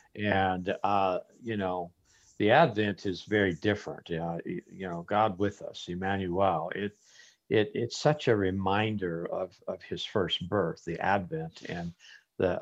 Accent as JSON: {"language": "English", "town": "Las Vegas", "region": "Nevada", "country": "United States", "tie": "born or raised there", "also_born_or_lived": "Phoenix, Arizona", "moved": "as an adult", "said": "I was born and raised in Las Vegas, Nevada, and I moved to Arizona to continue my studies at a Bible college"}